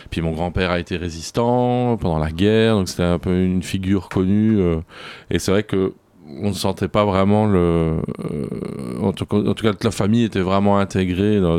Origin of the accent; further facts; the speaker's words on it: Belgium; J'ai grandi, grandi en Belgique.